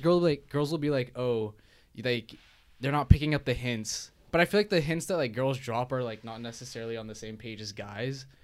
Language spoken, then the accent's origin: English; Hong Kong; moved away; I'm from Hong Kong